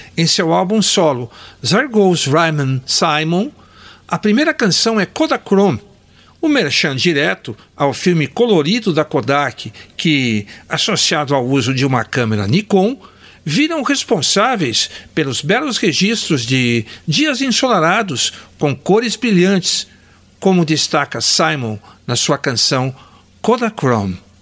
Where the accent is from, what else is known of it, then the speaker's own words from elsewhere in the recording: Botucatu, São Paulo, Brazil; Recordo de dois estúdios fotográficos da minha infância e adolescência lá em Botucatu